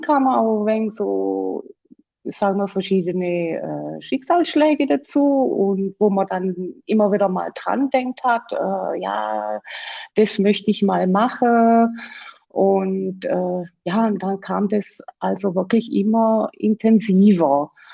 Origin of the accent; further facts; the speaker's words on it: Black Forest, Baden-Württemberg, Germany; komme aus dem schönen Schwarzwald. Und ich hoffe, äh, man versteht auch wegen meinem Dialekt